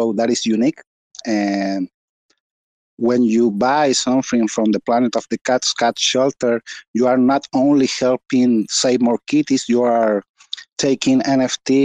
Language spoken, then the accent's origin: English; Chile; I'm from Chile, South America